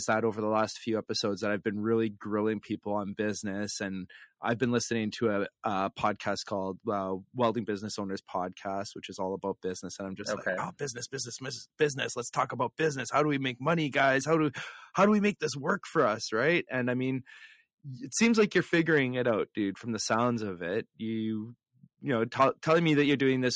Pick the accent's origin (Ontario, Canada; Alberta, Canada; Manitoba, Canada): Manitoba, Canada; Flin Flon; Flin Flon, which is my hometown